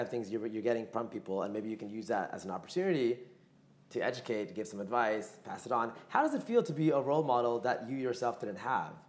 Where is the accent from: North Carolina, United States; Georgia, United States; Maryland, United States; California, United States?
Georgia, United States; Atlanta; we grew up in Atlanta, Georgia.